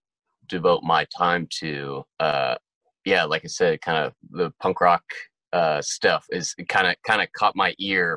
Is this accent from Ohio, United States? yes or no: no; Pittsburgh, Pennsylvania, United States; moved away as an adult; also born or lived in Tempe, Arizona; now in Nashville, United States; I grew up in Pittsburgh, Pennsylvania